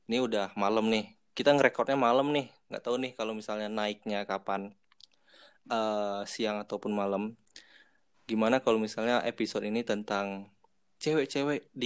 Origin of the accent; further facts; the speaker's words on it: Sumatra, Indonesia; Gue asli Sumatera ya di sinilah kehidupan gue dimulai